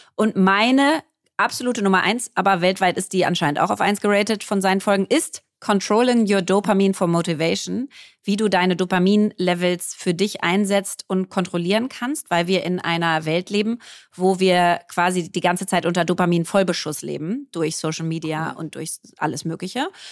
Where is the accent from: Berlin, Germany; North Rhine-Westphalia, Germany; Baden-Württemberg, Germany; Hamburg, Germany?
Berlin, Germany; Ich bin Berlinerin, war auf einer Berliner Schule hier